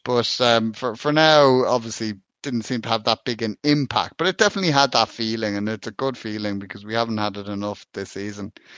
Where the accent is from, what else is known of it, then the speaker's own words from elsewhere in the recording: Ireland; being an Irishman